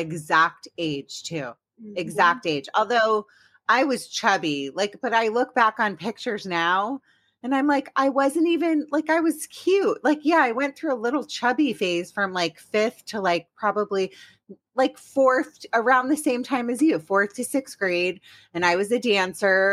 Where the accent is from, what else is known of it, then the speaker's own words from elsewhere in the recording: Maryland, United States; also born or lived in Washington, District of Columbia, United States; I grew up in Washington, DC, but really I grew up in Maryland, but I say I'm from DC